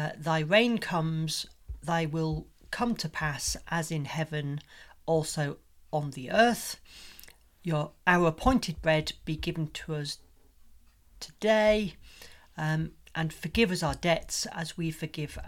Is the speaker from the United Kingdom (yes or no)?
yes; Yorkshire and the Humber, United Kingdom; accent: Yorkshire; my Yorkshire accent